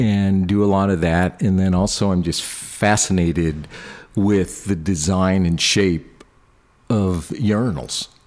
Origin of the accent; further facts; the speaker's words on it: Buffalo, New York, United States; moved away as an adult; also born or lived in Boston; as a kid, I grew up in Buffalo, New York.